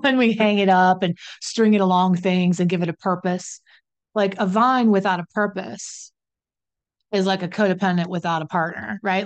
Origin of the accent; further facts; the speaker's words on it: West Virginia, United States; I'm from West Virginia